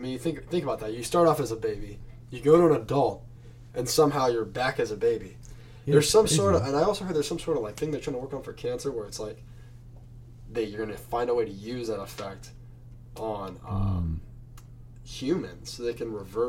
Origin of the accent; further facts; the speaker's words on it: Manhattan Beach, California, United States; I used to be a big surfer kid. I came from Manhattan Beach before I moved here